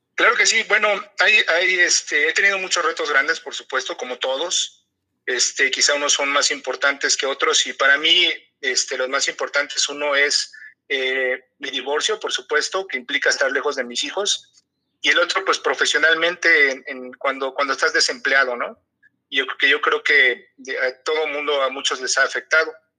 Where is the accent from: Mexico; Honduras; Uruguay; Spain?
Mexico; tú como mexicano